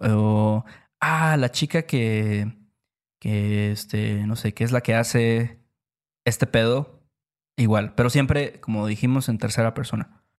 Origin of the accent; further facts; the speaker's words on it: Veracruz, Mexico; en Veracruz también lo escuchamos mucho, decimos mucho banda